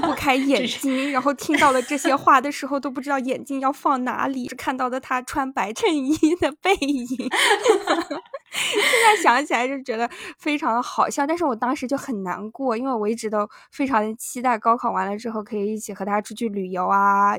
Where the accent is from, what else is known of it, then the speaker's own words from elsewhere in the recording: Yunnan, China; moved away as an adult; also born or lived in Tianjin; now in New York, United States; 我们当时高中是云南最好的高中